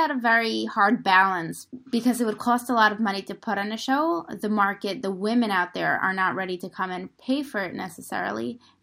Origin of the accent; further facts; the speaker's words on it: Russia; moved away; We are both from Russia